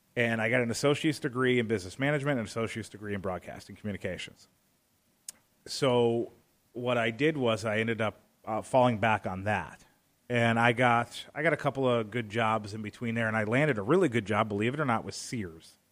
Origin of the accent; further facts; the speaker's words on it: Arizona, United States; also born or lived in Hammond, Indiana; I was about five years old when they officially separated, and instead of going to live with one or the other, uh, my sister and I, we were sent to beautiful Arizona to live with my grandparents